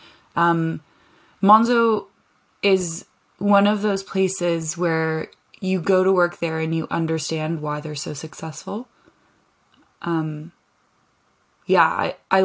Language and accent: English; Canada; moved away as an adult; also born or lived in London; I'm from Canada where I spent a lot of time outside